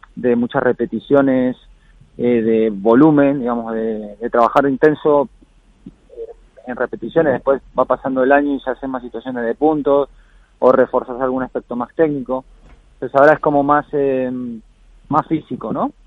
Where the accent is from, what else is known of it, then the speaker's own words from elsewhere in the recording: Argentina; now in Spain; me fui a Argentina, estuve ahí más de dos semanas, ahí de vuelta en la, tierra y las raíces y bien, bien con la familia.